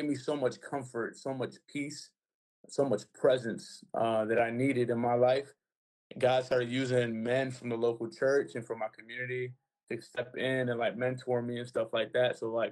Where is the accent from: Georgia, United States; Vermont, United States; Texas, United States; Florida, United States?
Florida, United States; Broward; also born or lived in Miami, Florida; I was raised here in Broward, a rough neighborhood